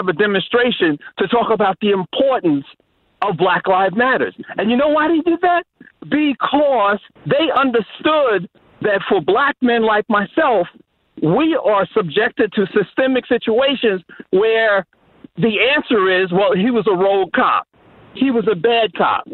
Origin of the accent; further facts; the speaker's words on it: Suffolk, Virginia, United States; my childhood growing up in Suffolk, Virginia